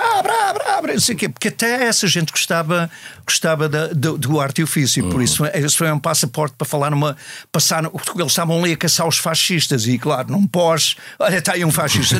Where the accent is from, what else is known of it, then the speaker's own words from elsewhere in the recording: Matosinhos, Norte, Portugal; moved away as an adult; now in United States; eu cresci numa escola católica, e, em Matosinhos